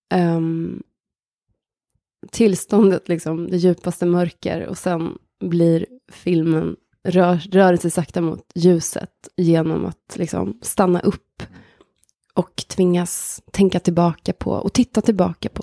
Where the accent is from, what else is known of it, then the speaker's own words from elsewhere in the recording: near Hagfors, countryside in Värmland, Sweden; där växte jag upp